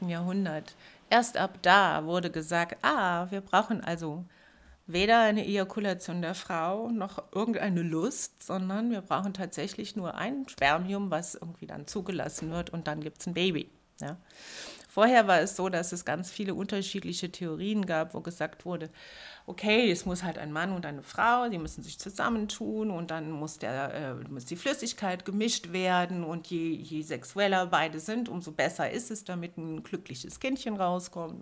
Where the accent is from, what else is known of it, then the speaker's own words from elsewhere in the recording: Germany; moved away as an adult; also born or lived in Trier; now in Berlin, Germany; Weil das relativ nahe da war, wo ich aufgewachsen bin